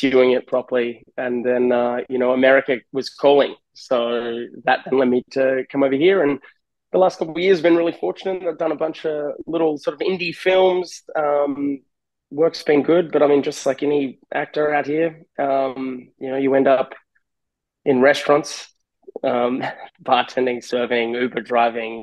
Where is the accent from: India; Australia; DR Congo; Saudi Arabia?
Australia; moved away as an adult; also born or lived in California, United States; now in Huntington Beach, United States; I'm Australian. I moved over to LA. This will be my 10th year in California.